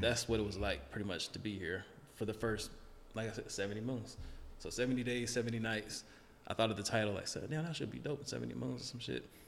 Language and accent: English; Charlotte, North Carolina, United States; I grew up in the hood too. Like I grew up in Charlotte, and parts that weren't good at all